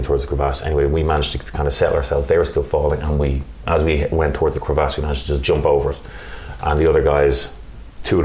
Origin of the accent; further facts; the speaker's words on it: Ireland; we're Irish.